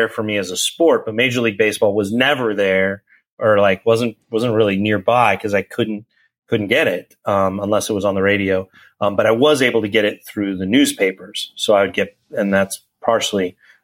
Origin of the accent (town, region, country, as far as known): Colorado, United States; born or raised there; moved away; also born or lived in Chicago, Illinois / Florida / St. Louis, Missouri